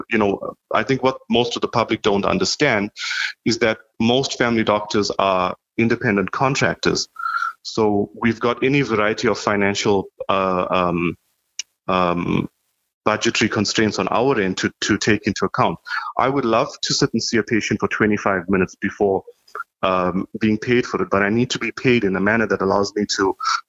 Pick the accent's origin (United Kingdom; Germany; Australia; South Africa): South Africa; now in Canada; I've been in Canada about 10 years now. That's my personal story. I came in from South Africa in 2010.